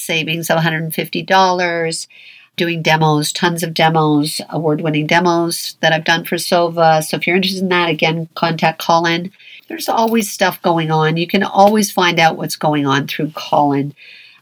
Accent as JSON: {"language": "English", "town": "Toronto", "region": "Ontario", "country": "Canada", "said": "I'm from Toronto"}